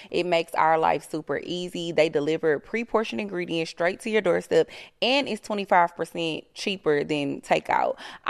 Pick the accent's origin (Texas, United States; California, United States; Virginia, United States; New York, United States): Texas, United States; Houston; I'm from Houston.